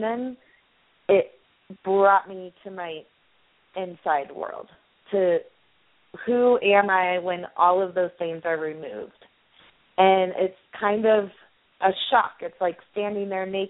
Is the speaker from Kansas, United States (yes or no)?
yes; Kansas, United States; moved away; also born or lived in Boulder, Colorado; I grew up in Kansas, I grew up in the United States